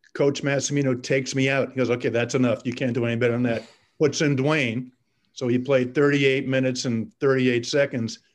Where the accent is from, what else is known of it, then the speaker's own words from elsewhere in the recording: Boston, Massachusetts, United States; I came from Boston as well. I, I grew up just north of, of, town.